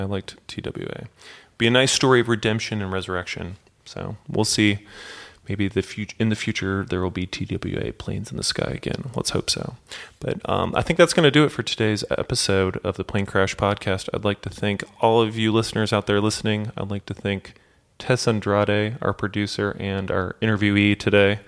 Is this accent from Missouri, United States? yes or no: yes; St. Louis, Missouri, United States; I grew up in St. Louis